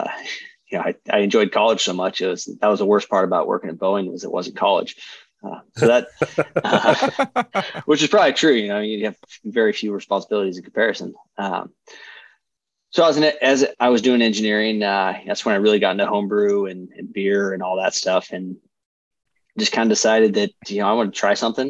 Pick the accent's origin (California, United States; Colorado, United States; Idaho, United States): Idaho, United States; growing up in Idaho